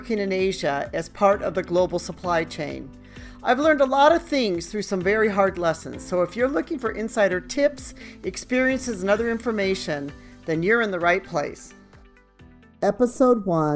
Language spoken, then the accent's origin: English; United States; moved away; me being American